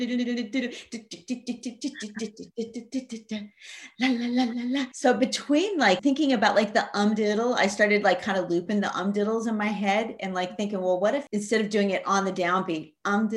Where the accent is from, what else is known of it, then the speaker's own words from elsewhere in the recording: Montana, United States; also born or lived in California; now in Denmark; I grew up in Montana, moved to California